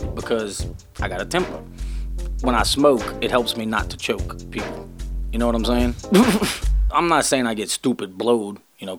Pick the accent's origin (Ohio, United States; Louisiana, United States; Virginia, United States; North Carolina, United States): Louisiana, United States; New Orleans; now in North Hollywood, United States; I'm from New Orleans, but I'm from the West Bank of New Orleans